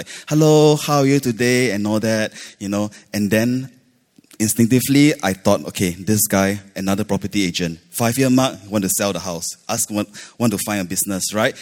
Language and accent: English; Malaysia; now in Singapore; I grew up in Malaysia